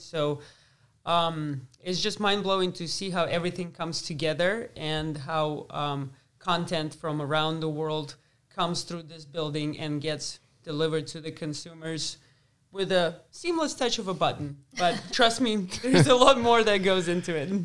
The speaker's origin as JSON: {"language": "English", "region": "Moscow", "country": "Russia", "tie": "born or raised there", "also_born_or_lived": "Lubbock, Texas", "moved": "as an adult", "said": "I grew up in Moscow, so it's a big city"}